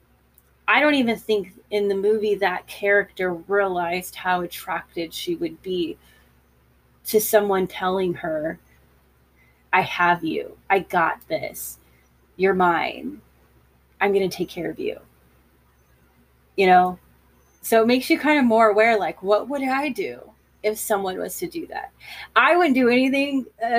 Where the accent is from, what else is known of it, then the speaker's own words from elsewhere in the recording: United States; being an American